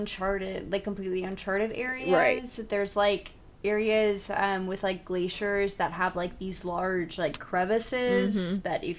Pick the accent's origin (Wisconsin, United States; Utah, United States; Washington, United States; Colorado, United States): Wisconsin, United States